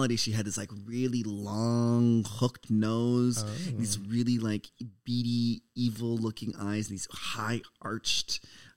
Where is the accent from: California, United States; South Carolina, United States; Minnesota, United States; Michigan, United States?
Minnesota, United States; I grew up in Minnesota.